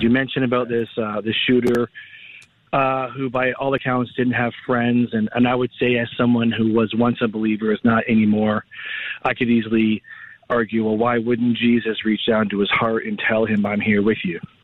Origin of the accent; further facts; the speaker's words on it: Canada; even as a Canadian